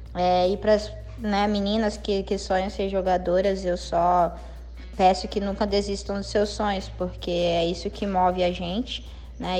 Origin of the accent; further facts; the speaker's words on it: Brazil; also born or lived in United States; nós somos brasileiros mais técnicos